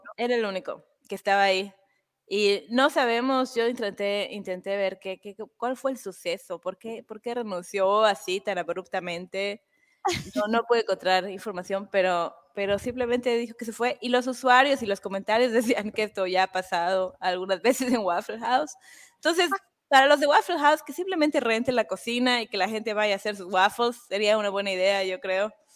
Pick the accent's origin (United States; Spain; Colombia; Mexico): Mexico; moved away; yo soy mexicana